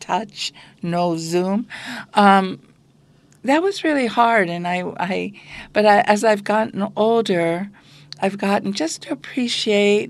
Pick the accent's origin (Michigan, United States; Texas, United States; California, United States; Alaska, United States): Alaska, United States; Bethel; I grew up right here in Bethel, Alaska in the 50s